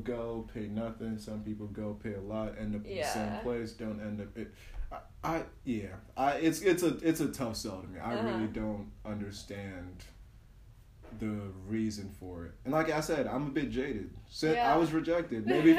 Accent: West Windsor, New Jersey, United States; I come from West Windsor. Yeah, I could face anything.

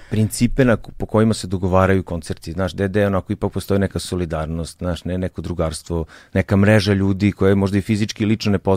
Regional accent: Zrenjanin, Vojvodina, Serbia; moved away; ja sam iz Renjanina

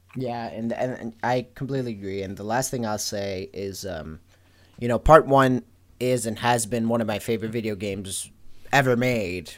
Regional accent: Venezuela; I am from Venezuela, born

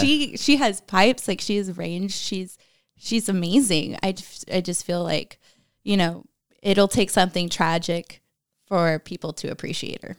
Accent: Germany; moved away; growing up in Germany

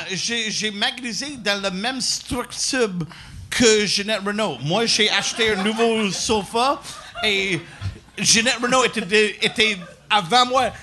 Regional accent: Quebec, Canada; French is a second language; je viens du Québec

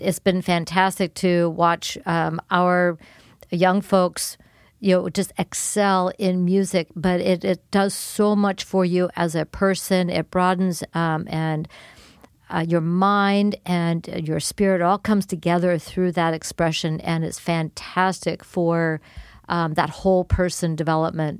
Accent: Los Angeles, California, United States; moved away as an adult; also born or lived in Davis, California; now in Keizer, United States; born and raised in Los Angeles. I was actually born in the city of Los Angeles

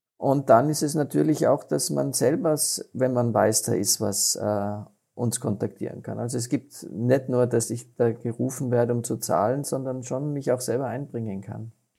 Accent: Austria; als Österreicher, weil, weil wir das doch in unserer Gene haben

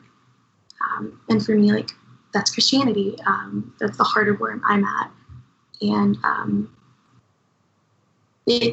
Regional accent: Cajun, Louisiana, United States; it informs a lot of like the practices that I have culturally, like specifically as like a Cajun

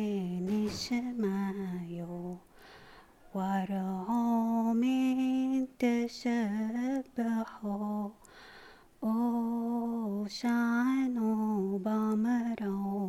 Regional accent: Syria; moved away; I'm from Syria. I came here like 9 years ago. We used to speak Aramaic in our house, with Arabic, of course, because Arabic is the official language of Syria.

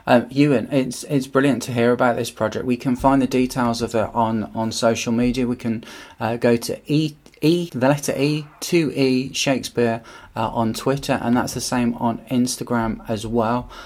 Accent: Birmingham, West Midlands, United Kingdom; when I was a kid growing up in Birmingham

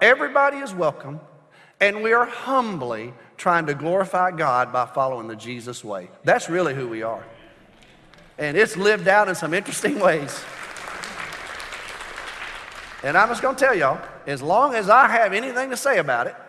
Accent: United States; I'm an American

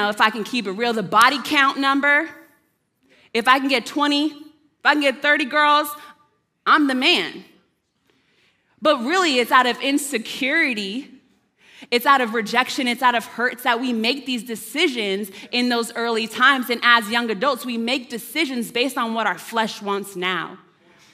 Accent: Arizona, United States; moved away; I'm from Arizona.

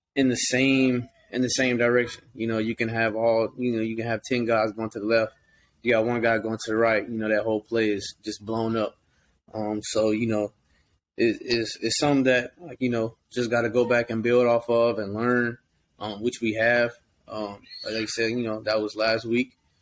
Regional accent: Georgia, United States; moved away; I'm from Georgia

